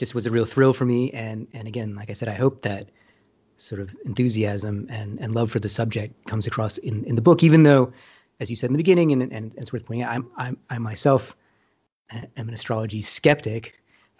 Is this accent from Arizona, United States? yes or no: yes; Tucson, Arizona, United States; I was born in Tucson, Arizona, which honestly is a fantastic place to grow up